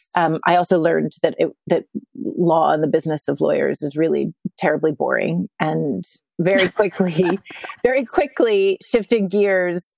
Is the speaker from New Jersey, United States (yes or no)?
no; Littleton, Colorado, United States; moved away as an adult; also born or lived in outside Philadelphia, Pennsylvania; now in New York City, United States; I grew up, um, outside of Philadelphia and then in Littleton, Colorado